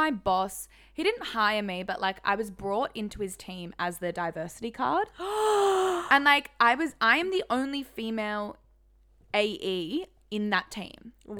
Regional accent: Singapore; I think, like, because we grew up in Singapore.

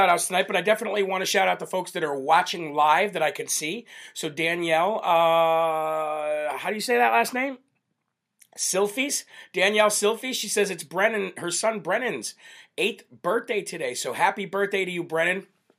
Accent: New Hampshire, United States; Julie Sims from my home state of the live free or die state of New Hampshire, Granite State, fellow New Hampshireite.

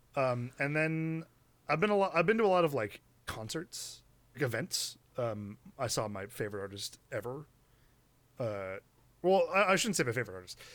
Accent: United States

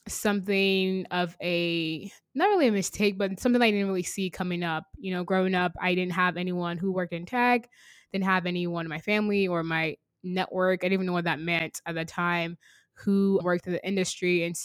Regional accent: Virginia, United States; also born or lived in Nigeria / Texas; now in Seattle, United States; I was born in Nigeria, raised in Virginia, educated in Texas, and now in Seattle.

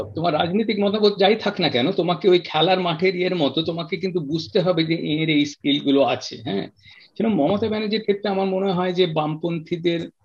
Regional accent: Kolkata, West Bengal, India; moved away as an adult; now in London, United Kingdom; কলকাতায় বড় হয়েছি কলকাতার ছেলে কোথাও বিদেশে থাকলেও

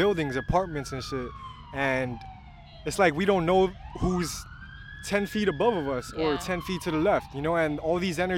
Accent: New York, United States; I was born and raised in New York

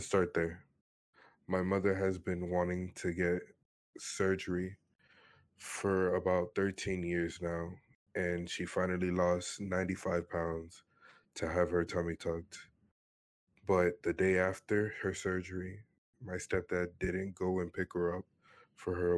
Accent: Miami, Florida, United States; moved away; also born or lived in Vancouver / Arkansas / New York; I was born and raised in Miami, Florida

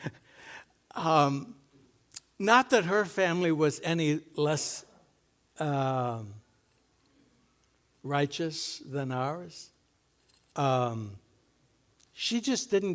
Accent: Sunburg, Minnesota, United States; moved away; also born or lived in Willmar, Minnesota; I grew up in Sunburg not knowing my Rigstead relatives in Wilmer, distant relatives.

